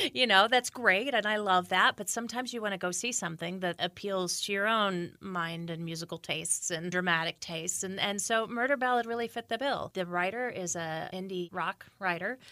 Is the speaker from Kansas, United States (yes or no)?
no; Indiana, United States; moved away as an adult; also born or lived in Chicago, United States / New York, United States; now in Frederick, United States; I'm from Indiana originally, then Northwestern in Chicago, and then, uh, New York for fifteen years